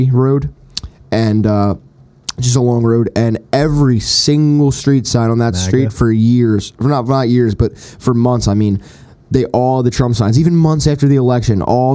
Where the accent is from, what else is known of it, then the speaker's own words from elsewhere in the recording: Philadelphia, Pennsylvania, United States; growing up in the Northeast